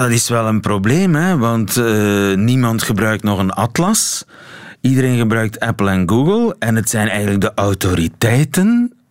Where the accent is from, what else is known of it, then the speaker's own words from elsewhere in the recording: Flanders, Belgium; ja, we zouden eens in de spiegel moeten kijken als Vlamingen. Wij vinden als Vlamingen accenten misschien nog veel belangrijker.